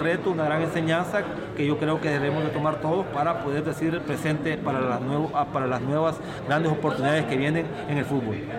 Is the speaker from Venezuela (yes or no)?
no; El Salvador; como salvadoreño que soy